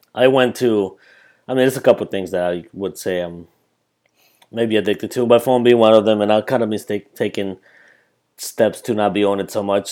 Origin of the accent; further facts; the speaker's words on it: Colombia; moved away; when I came back from Colombia, the city that I'm from is pretty much New York City, but bigger